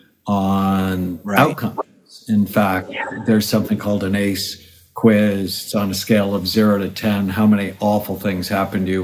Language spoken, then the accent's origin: English; California, United States; I'm from California